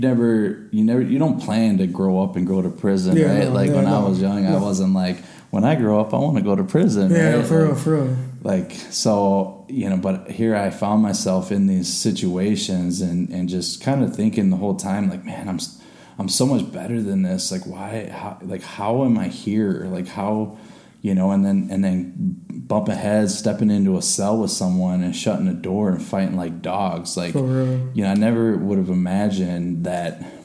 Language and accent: English; Chicago, Illinois, United States; I was born in Chicago. You know, grew up through a lot of hardship